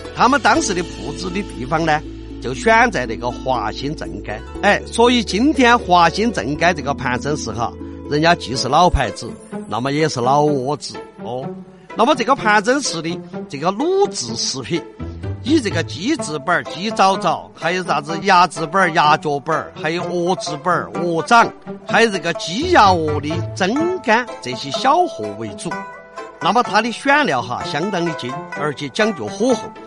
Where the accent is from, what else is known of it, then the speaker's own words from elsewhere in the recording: Chengdu, Sichuan, China; 我们成都人好吃